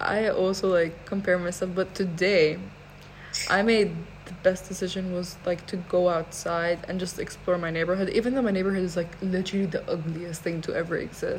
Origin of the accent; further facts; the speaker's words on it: Iraq; also born or lived in Iran; Okay, I'm from Iraq and Iran.